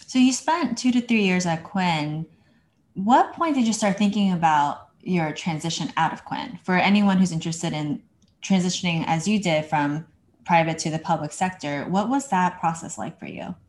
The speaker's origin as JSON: {"language": "English", "region": "New Jersey", "country": "United States", "said": "I'm from New Jersey."}